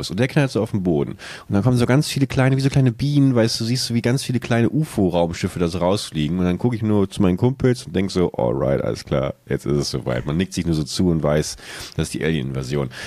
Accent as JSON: {"language": "German", "town": "Buchholz", "region": "Lower Saxony", "country": "Germany", "tie": "born or raised there", "said": "wie ich in meiner alten Heimatstadt Buchholz äh, an so einer Kreuzung, an der ich früher gewohnt habe, langfahre"}